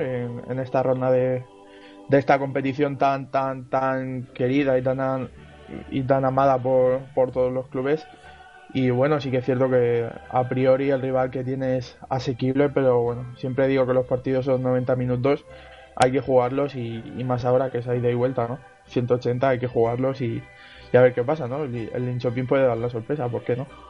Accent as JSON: {"language": "Spanish", "region": "Region of Murcia", "country": "Spain", "said": "los tres equipos de mi tierra"}